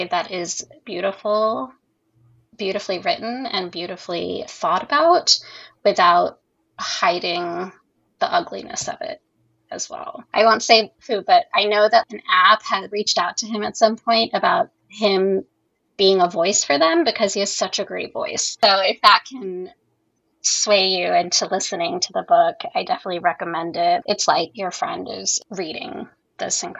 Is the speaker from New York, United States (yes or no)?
no; California, United States; I'm from California and queer